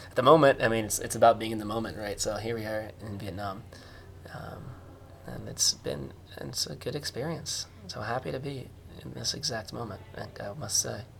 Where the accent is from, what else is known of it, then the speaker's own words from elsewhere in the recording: United States; moved away; I'm American